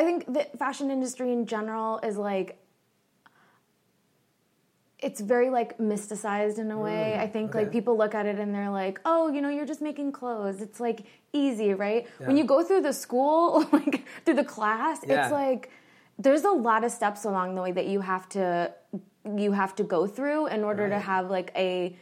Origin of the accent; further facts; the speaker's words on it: Fairfax County, Virginia, United States; I grew up in Fairfax County